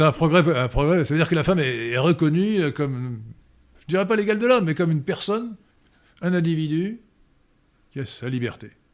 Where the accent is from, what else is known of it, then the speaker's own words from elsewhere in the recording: Brittany, France; je suis breton.